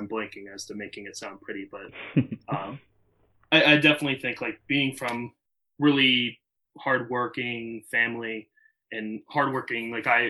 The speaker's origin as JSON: {"language": "English", "town": "Chambersburg", "region": "Pennsylvania", "country": "United States", "tie": "born or raised there", "moved": "as an adult", "lives_now": "Princeton, United States", "said": "I was born in Chambersburg, Pennsylvania"}